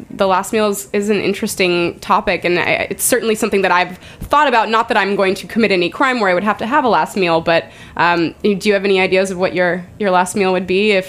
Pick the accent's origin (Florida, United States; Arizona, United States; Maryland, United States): Arizona, United States; And I don't even think I ever saw that growing up in Arizona.